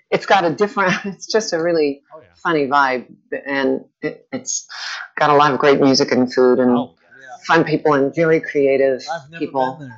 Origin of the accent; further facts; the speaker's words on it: New Orleans, Louisiana, United States; now in Florida, United States; I'm from New Orleans originally. New Orleans. Born and raised.